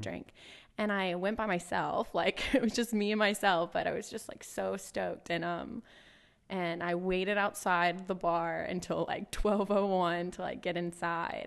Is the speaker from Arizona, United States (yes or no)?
no; Hill, Mississippi, United States; I grew up in Hill, Mississippi. So, um, that is South Mississippi, as south as you can get, about two thousand people